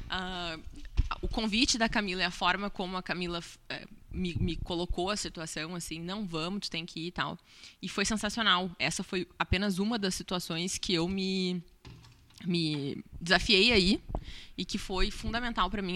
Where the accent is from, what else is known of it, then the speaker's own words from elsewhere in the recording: Pelotas, Rio Grande do Sul, Brazil; eu sou nascida e criada em Pelotas, sou cria daqui